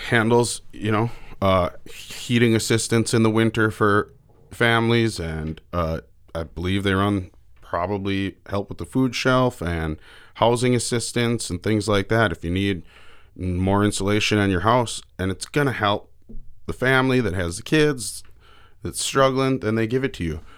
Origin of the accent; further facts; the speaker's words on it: Roswell, United States; growing up here in Roswell, we're ten miles from Canada.